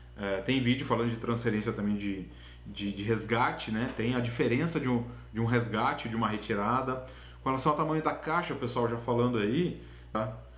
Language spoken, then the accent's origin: Portuguese; Itaporanga, São Paulo, Brazil; also born or lived in Londrina, Paraná; Eu sou de Itaporanga, São Paulo, uma cidadezinha na divisa com o Paraná